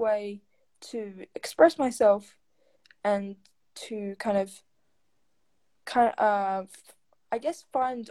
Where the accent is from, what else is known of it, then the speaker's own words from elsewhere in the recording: Sydney, New South Wales, Australia; I'm 21 from Sydney, Australia, and I'm a writer and disability advocate.